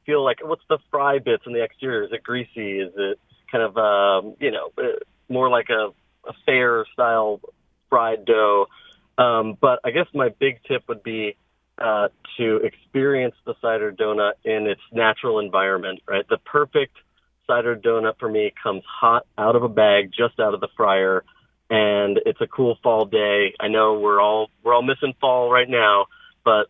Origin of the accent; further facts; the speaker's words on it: New Fairfield, Connecticut, United States; I was born and raised in Connecticut, grew up in around New Fairfield.